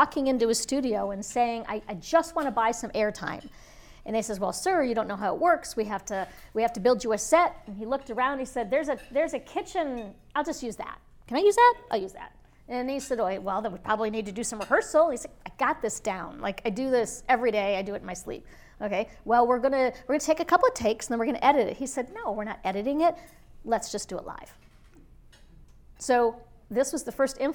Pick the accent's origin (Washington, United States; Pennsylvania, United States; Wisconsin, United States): Pennsylvania, United States; Erie; also born or lived in upstate New York; I was born in upstate New York, and I grew up in Erie, Pennsylvania